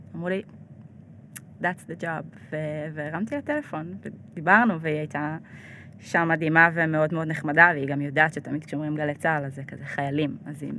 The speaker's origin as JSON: {"language": "Hebrew", "town": "Ashdod", "region": "Southern District", "country": "Israel", "tie": "born or raised there", "also_born_or_lived": "New York / Jerusalem", "moved": "yes", "lives_now": "Tel Aviv, Israel", "said": "אני גדלתי באשדוד"}